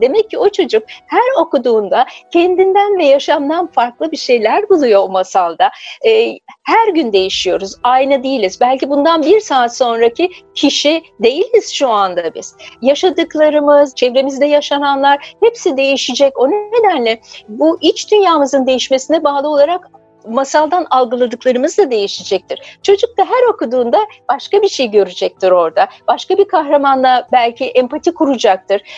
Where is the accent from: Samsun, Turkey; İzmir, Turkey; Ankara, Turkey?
Ankara, Turkey; ben Ankara'da büyüdüm. Çocukluğum Ankara'da geçti.